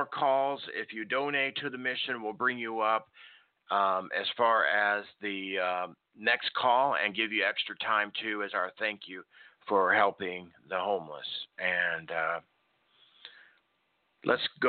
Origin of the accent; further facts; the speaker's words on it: Nebraska, United States; moved away; also born or lived in Chicago, Illinois; I lived up in the north. I grew up in Nebraska, raised, born in Chicago.